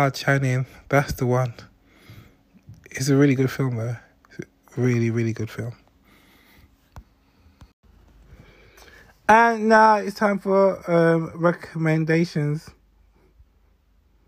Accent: London, United Kingdom; I grew up in Bermondsey at a time when the NF were running riots in the streets

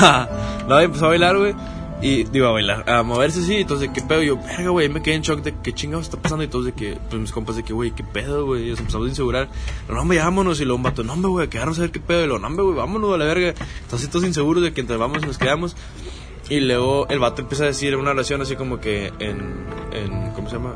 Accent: Salinas Victoria, Nuevo León, Mexico; En mi tierra natal, Salinas Victoria

